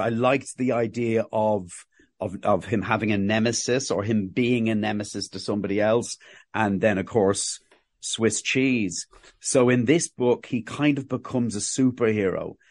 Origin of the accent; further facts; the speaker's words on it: Ireland; accent: Cockney; also born or lived in England; I was born, I was born in England and we moved to Ireland in the, the late seventies, early nineteen eighties